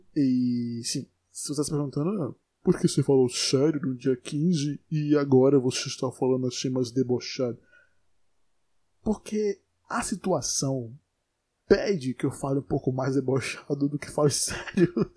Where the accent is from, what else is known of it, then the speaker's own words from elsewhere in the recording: Brazil; eu sou brasileiro